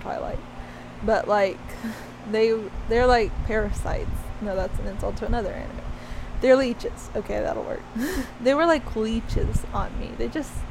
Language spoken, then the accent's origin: English; Alabama, United States; growing up in Alabama